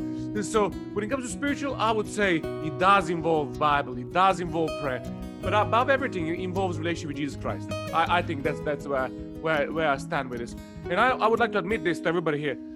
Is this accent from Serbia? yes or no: yes; Serbia; English is a second language; moved away as an adult; also born or lived in Cornwall; now in Watford, United Kingdom; I originally come from uh, Serbia. I was born in 1982